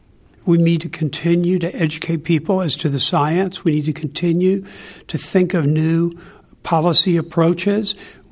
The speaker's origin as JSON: {"language": "English", "region": "Kentucky", "country": "United States", "tie": "born or raised there", "said": "I grew up in Kentucky. As they say in Kentucky, there's only three things you can do: coal mine, moonshine, or get on down the line."}